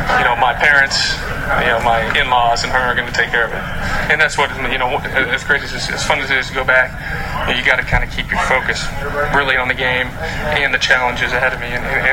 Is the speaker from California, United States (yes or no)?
no; Pittsburgh, Pennsylvania, United States; So I grew up in the South Hills of Pittsburgh, probably about 20 minutes from the stadium, maybe a little longer with traffic, but Western Pennsylvania, it's a great place to grow up and to watch football.